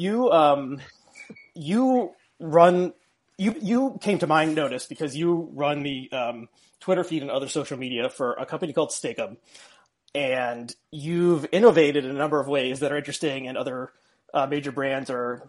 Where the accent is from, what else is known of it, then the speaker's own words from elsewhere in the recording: New Jersey, United States; I grew up in New Jersey, you know, which is in the greater Philadelphia area, at least parts of it